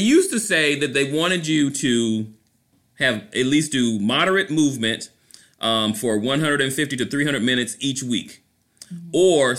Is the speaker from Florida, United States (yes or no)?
yes; Orlando, Florida, United States; I'm running in Orlando, Florida, my hometown.